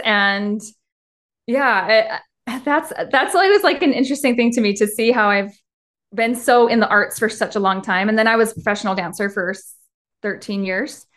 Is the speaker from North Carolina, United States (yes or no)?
no; Henderson, Nevada, United States; moved away as an adult; now in Utah, United States; I actually grew up in Las Vegas, and then I moved to Utah when I was eighteen to go to the U, and then never left.